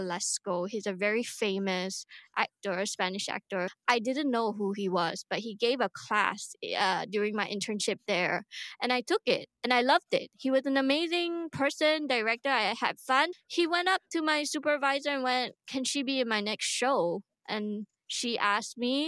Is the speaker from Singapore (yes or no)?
yes; Singapore; I'm Singaporean. I live here